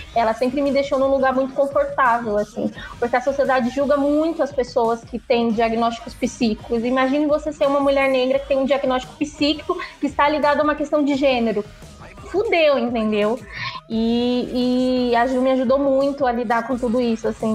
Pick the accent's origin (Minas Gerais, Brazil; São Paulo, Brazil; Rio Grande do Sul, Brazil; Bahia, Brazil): Bahia, Brazil; eu sou nordestina, né? Eu sou baiana.